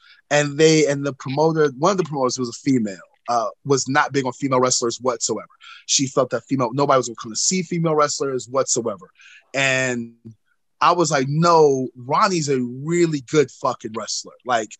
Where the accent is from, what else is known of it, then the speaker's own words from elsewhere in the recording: North Carolina, United States; people, I've gotten such a bad reputation, especially in my home state of North Carolina, for being an asshole